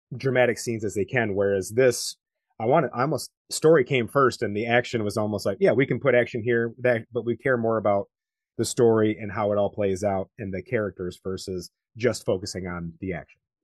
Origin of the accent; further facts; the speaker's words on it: United States; as an American